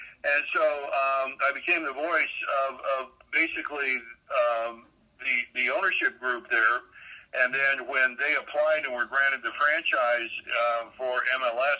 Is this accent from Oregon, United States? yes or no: yes; Portland, Oregon, United States; also born or lived in Pullman, Washington; Portland, which is where I'm from, which is my hometown